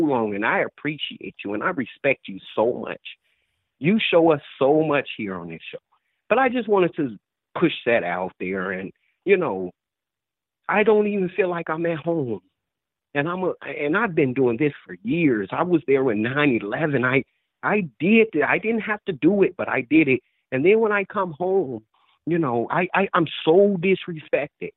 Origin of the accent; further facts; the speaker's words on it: Chicago, Illinois, United States; I'm from Chicago.